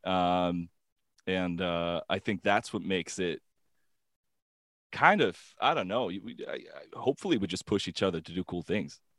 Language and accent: English; Gothenburg, Västra Götaland, Sweden; Gothenburg, my hometown